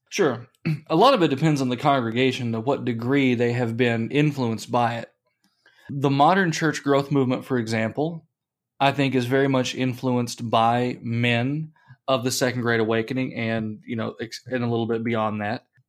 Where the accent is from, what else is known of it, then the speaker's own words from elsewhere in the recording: United States; We are Americans